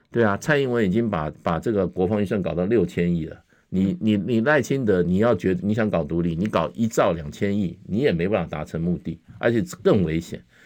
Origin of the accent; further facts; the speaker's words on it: Taiwan; 然后让我们台湾人有比较长的时间去思考